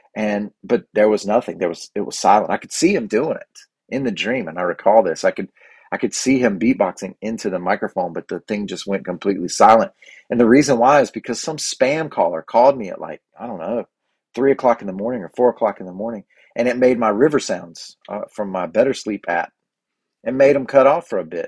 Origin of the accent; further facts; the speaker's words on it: United States; I'm from Cleveland County.